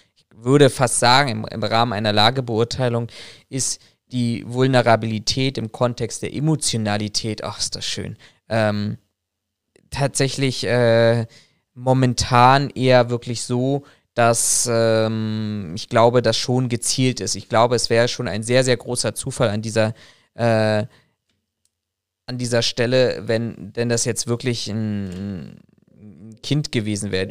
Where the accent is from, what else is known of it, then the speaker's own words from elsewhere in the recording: Germany; wir Deutschen